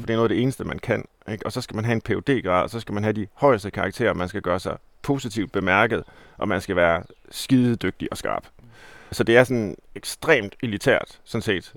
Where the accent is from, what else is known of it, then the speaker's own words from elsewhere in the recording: Herning, Central Denmark Region, Denmark; jeg er jo fra Herning, altså Midtjylland